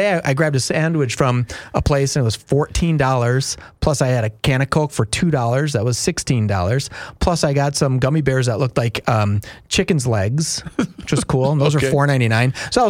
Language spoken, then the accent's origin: English; Roseville, Minnesota, United States; I grew up in Roseville. I'm a Roseville alma mater.